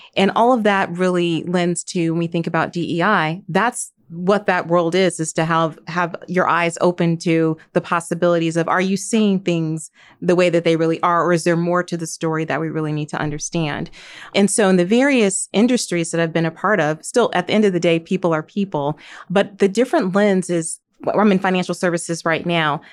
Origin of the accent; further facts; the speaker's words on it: Gary, Indiana, United States; I grew up in Gary, Indiana